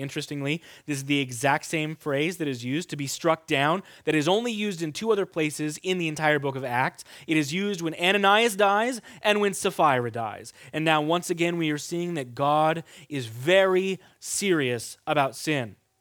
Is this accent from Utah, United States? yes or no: no; Kansas, United States; moved away; I grew up in Kansas